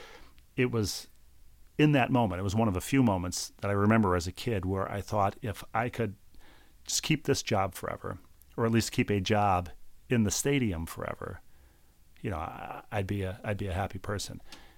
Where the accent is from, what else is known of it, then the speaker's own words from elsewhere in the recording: Bloomington, Minnesota, United States; Well, I'm a lifelong Minnesotan. I grew up in Bloomington, Minnesota. I worked at Vikings games as a kid.